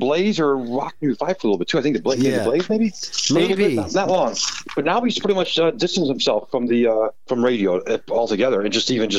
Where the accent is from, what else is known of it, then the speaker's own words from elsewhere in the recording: Chicago, Illinois, United States; My dad was a Chicago fireman, so we had to live in the city. So we lived at the Harlem and Foster first.